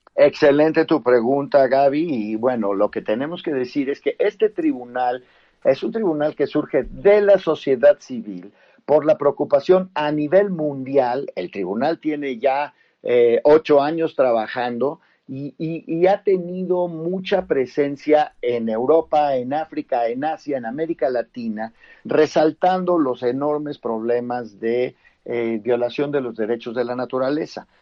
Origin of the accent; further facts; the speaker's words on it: Mexico; como mexicanos